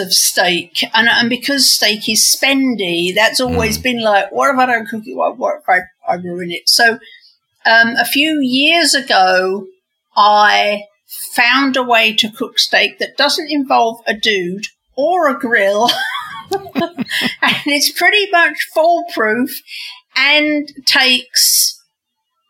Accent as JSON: {"language": "English", "region": "England", "country": "United Kingdom", "tie": "born or raised there", "moved": "as an adult", "lives_now": "United States", "said": "growing up in England"}